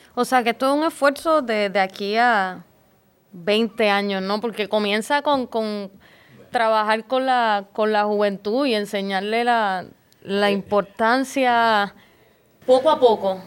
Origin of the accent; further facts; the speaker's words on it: San Juan, Puerto Rico; yo soy de de Río Piedras, de Santa Rita